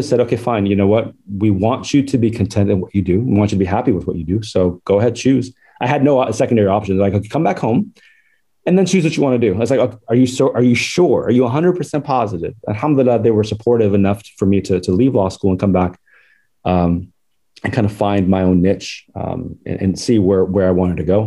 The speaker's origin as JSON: {"language": "English", "region": "Southern California", "country": "United States", "tie": "born or raised there", "also_born_or_lived": "Faisalabad, Pakistan"}